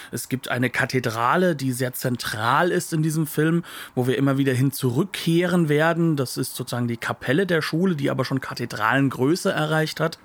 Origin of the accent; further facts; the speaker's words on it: Germany; als Deutscher